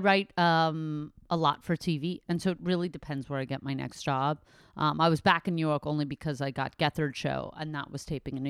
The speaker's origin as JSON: {"language": "English", "country": "Canada", "tie": "born or raised there", "said": "So it's that, but I am Canadian. I mostly grew up in Canada of my whole life."}